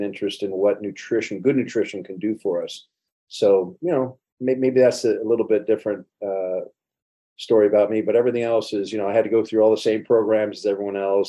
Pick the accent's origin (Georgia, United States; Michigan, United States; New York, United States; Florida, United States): Florida, United States; Miami; I'm from Coconut Grove, Florida, South Florida. And we had a lot of Jamaican influence there when I was growing up anyway.